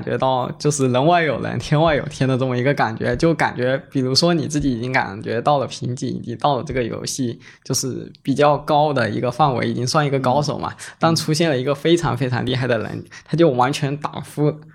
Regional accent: Fujian, China; 我们福建目前有五所学校在办，然后第一个就是我们，我们的母校三明一学科技职业学院

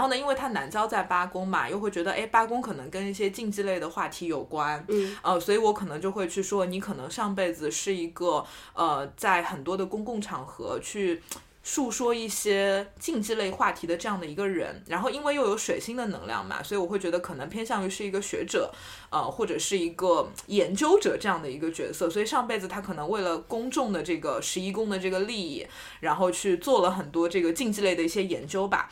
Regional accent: China; 我们中国人

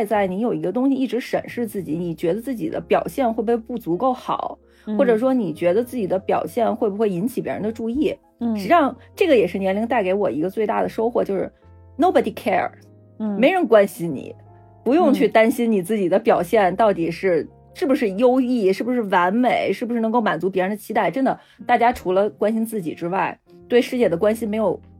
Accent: China; 我是觉得呀，作为中国人，我们天然会那一套沟通方式，只不过我们不希望跟父母去使用。

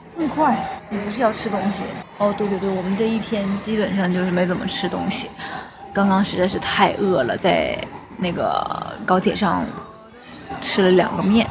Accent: Shenyang, Liaoning, China; accent: Northeastern (Dongbei); 如果这是在我们那边沈阳的话

